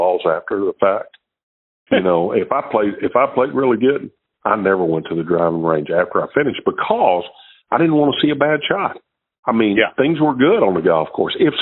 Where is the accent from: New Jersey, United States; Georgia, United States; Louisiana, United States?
Louisiana, United States; Shreveport; I was from Shreveport, Louisiana.